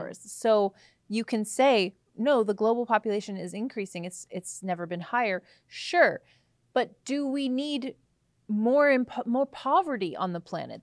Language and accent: English; Canada; I'm a Canadian